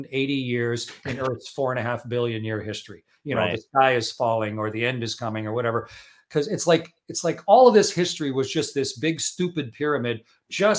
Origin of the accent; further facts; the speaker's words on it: Canada; I'm Canadian